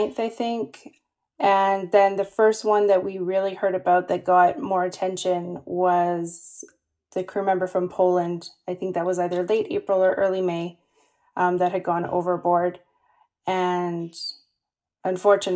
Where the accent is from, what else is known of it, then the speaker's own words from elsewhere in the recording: Canada; I'm from Canada